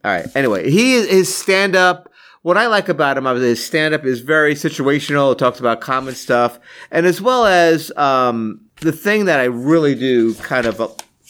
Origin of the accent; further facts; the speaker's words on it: Valley Stream, New York, United States; from where I grew up in Valley Stream